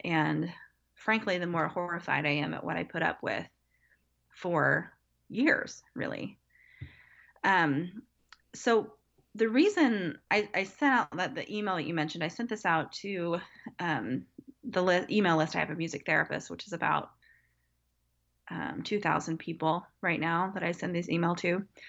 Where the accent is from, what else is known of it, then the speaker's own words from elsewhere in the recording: Wichita, Kansas, United States; also born or lived in Evansville, Indiana / San Diego, California; now in Kansas City, United States; I knew I wanted to come back to my hometown, which is Wichita, Kansas area.